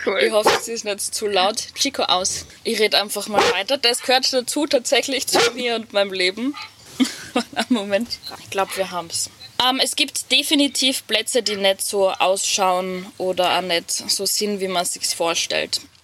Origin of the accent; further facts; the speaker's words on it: Hitzendorf, Styria, Austria; sitze gerade in meinem Van in Hitzendorf, meiner Heimatgemeinde